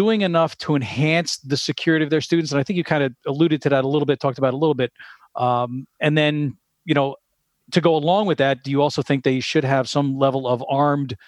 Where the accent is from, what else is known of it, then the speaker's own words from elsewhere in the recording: East Rutherford, New Jersey, United States; I'm from New Jersey